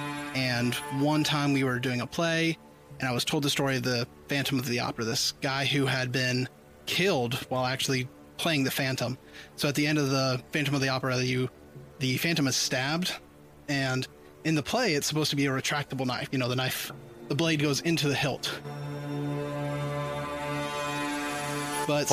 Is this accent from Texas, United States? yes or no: no; Henderson, Tennessee, United States; also born or lived in Jackson, Tennessee; my hometown of Henderson